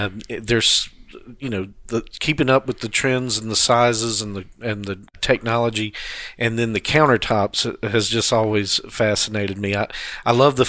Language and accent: English; Beaufort, South Carolina, United States; also born or lived in Atlanta, Georgia; now in Jacksonville, United States; I was born in Beaufort, South Carolina.